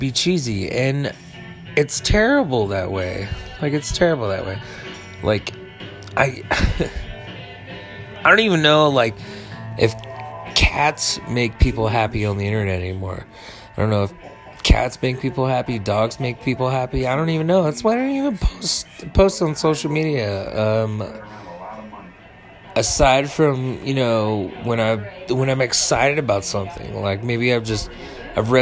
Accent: Northern Nevada, United States; I'm from Northern Nevada

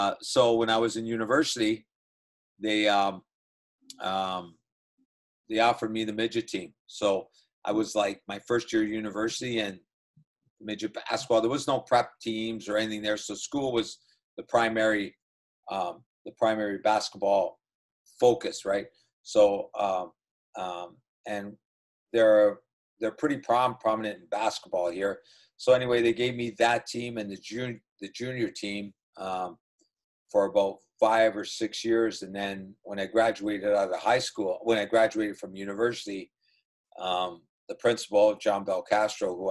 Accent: Welland, Ontario, Canada; I grew up in a small town called Welland, Ontario

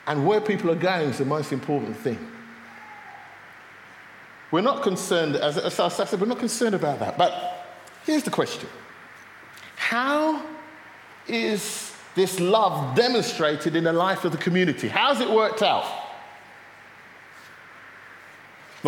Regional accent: London, United Kingdom; now in Luton, United Kingdom; I come from North London, I come from Finsbury Park, which is culturally quite diverse

